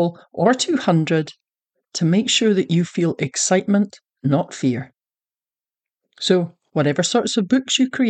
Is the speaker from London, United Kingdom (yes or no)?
no; Scotland, United Kingdom; moved away; also born or lived in Texas; I'm a Scottish Texan